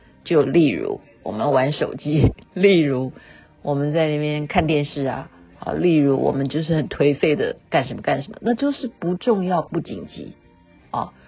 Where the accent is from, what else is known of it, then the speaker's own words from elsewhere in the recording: China; 这不是只是我们中国人讲的搞定，它是老外写的